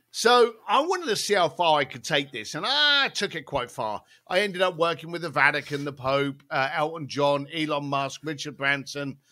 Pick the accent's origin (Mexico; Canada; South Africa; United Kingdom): United Kingdom; London; moved away; growing up in East London, as a bricklayer